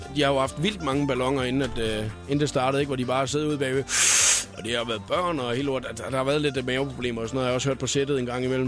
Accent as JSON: {"language": "Danish", "town": "Skalkendrup", "region": "Southern Denmark", "country": "Denmark", "said": "der, hvor jeg kommer fra, ikke, altså, øh, ude fra Skalkendrup"}